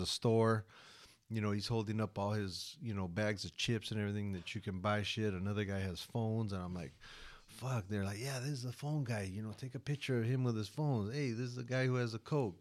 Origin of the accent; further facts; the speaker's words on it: United States; I'm American